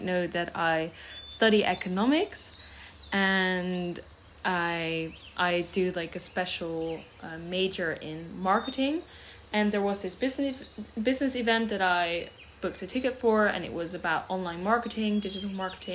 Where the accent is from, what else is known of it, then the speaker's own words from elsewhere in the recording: Netherlands; first language Dutch; English is a second language; also born or lived in Switzerland (French part) / London, United Kingdom; My mother tongue is Dutch